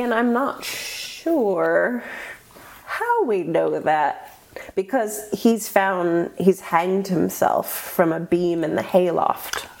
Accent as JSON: {"language": "English", "country": "United States", "said": "I'm just American"}